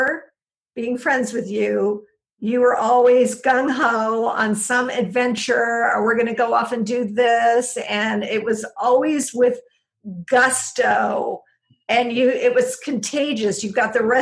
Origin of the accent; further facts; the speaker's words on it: San Diego, California, United States; Mark and I grew up together in San Diego